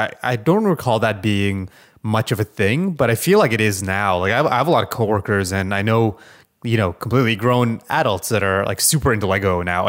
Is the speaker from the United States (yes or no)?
no; Canada; a Canadian